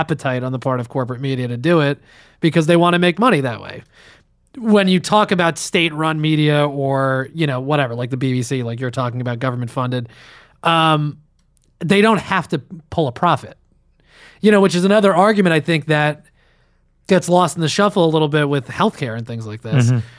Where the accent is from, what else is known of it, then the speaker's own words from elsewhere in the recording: Westwood, New Jersey, United States; where I grew up in Westwood.